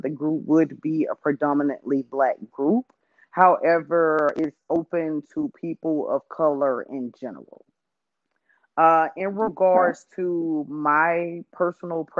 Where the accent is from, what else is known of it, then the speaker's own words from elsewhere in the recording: Louisiana, United States; now in Dallas, United States; I'm from Louisiana, but I moved to Texas, the Dallas area, DFW